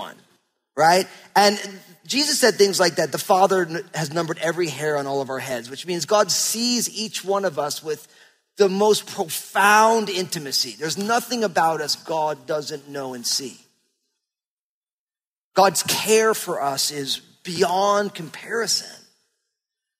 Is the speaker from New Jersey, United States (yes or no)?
yes; New Jersey, United States; moved away as an adult; now in Pacific Northwest, United States; I grew up in New Jersey